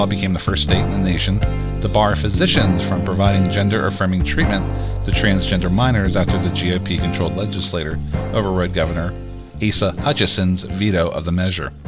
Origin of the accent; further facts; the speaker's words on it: Pittsburgh, Pennsylvania, United States; we're from Pittsburgh